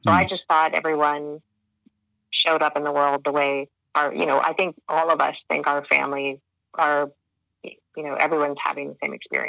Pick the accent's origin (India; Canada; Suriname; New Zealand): Canada; accent: Canadian; But you will hear my Canadian accent for sure.